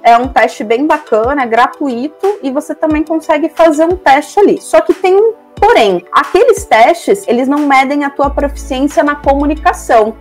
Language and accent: Portuguese; Brazil; nós brasileiros